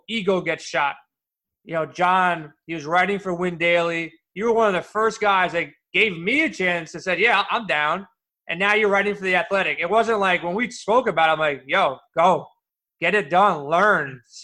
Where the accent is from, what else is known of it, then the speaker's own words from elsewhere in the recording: New York City, New York, United States; I grew up in Queens